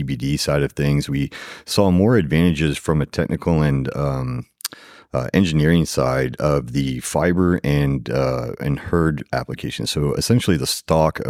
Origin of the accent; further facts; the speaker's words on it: Katy, Texas, United States; I'm from Houston, Katy specifically, born and raised. I went to Katy High School